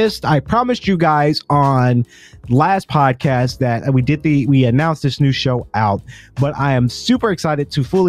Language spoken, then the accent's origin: English; Macon, Georgia, United States; also born or lived in Atlanta, Georgia; I'm from Macon